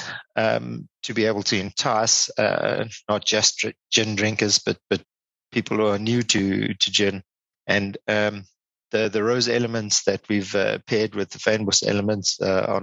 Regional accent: Western Cape, South Africa; now in Johannesburg, South Africa; I was from the Cape region of South Africa, where we grow a lot of wine.

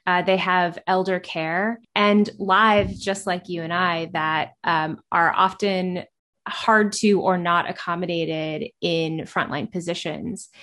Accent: Kansas City, Missouri, United States; I grew up in Kansas City and grew up in the restaurant industry

